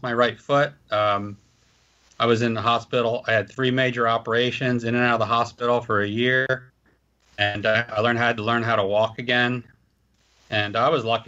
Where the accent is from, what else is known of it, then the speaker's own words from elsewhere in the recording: United States; I was from Philadelphia, New Jersey